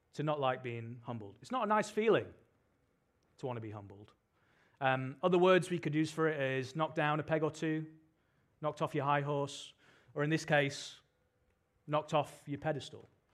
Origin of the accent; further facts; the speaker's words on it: United Kingdom; now in Sydney, Australia; as you can probably tell from my accent, I'm from the U K